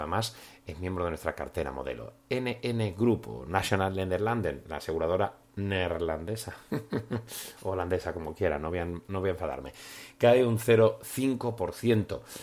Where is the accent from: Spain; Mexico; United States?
Spain; moved away as an adult; also born or lived in Berlin / Milan; now in Monaco; seguimos siendo aquí, españoles, españoles por el mundo